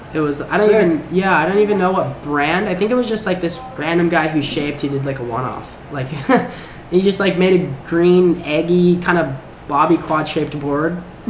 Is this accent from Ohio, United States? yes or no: no; Oceanside, California, United States; also born or lived in Kauai, Hawaii; I lived there for 5 years, and the reason we moved from Kauai to back to Oceanside was just schools, just better education in California, and just been there ever since.